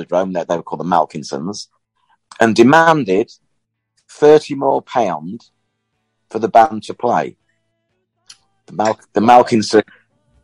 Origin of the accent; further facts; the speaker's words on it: Boston, East Midlands, United Kingdom; my hometown here in Boston, we had a dance hall